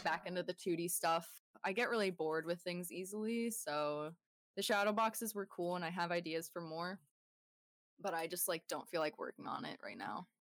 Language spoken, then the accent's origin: English; Bay Area, California, United States; moved away as an adult; now in Sierra Nevada, United States; I moved away from the Bay Area where I grew up to the Sierra Nevadas